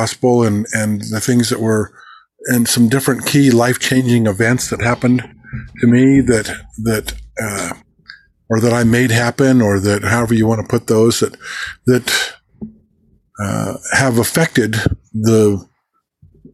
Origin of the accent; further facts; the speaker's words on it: Oregon, United States; also born or lived in Roseburg, Oregon / Tokay Falls Ranger Station, Oregon / Corvallis, Oregon / Bend, Oregon; I was born on July the 16th, 1957, in Roseburg, Oregon